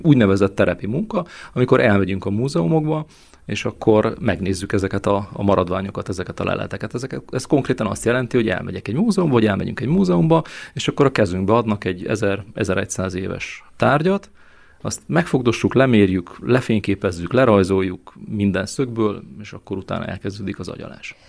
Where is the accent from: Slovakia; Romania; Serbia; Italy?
Romania; Săcueni, Bihor County; moved away as an adult; also born or lived in Brașov, Romania; now in Hungary; én is Székehidi születésű vagyok sőt az életem első több mint 30 évét ezt itt is éltem le Székelyhidon